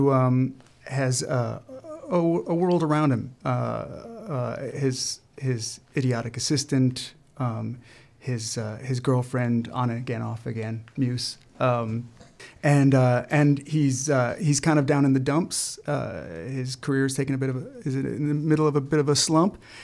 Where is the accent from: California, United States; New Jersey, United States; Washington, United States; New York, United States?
New York, United States; I grew up in New York